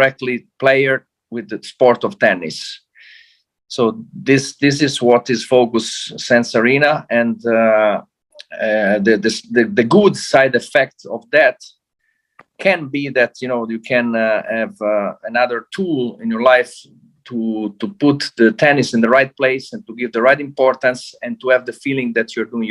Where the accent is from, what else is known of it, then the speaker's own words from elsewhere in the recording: Rome, Lazio, Italy; I'm from Rome